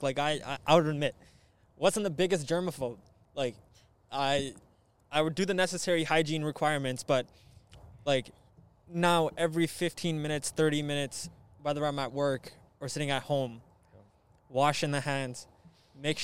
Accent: Canada; being Canadian

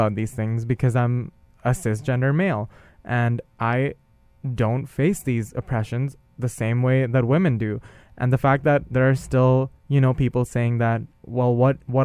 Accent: India; moved away; growing up in India and being a cisgender male

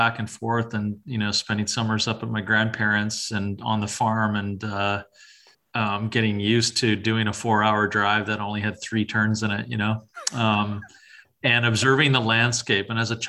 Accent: Winnipeg, Manitoba, Canada; St. James.

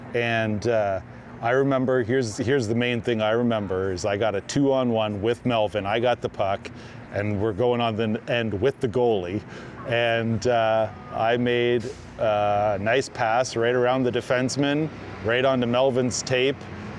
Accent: the Maritimes, Canada; You know, growing up in the Maritimes, not a lot of bands came out there.

